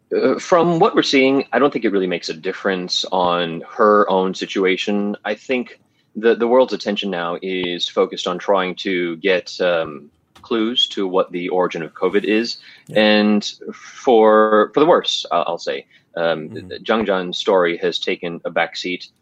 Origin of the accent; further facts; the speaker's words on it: United States; moved away; being an American, watching the news over there